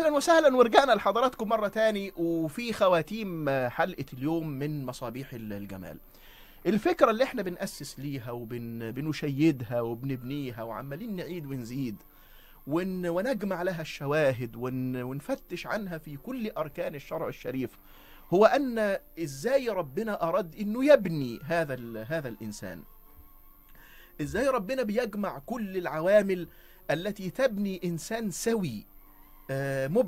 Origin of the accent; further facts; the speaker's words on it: Egypt; وفلسفة التعليم عندنا كمصريين